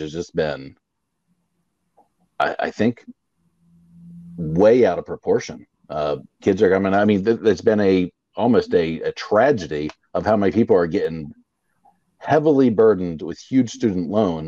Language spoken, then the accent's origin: English; Florida, United States; I'm from Florida. We don't do unions.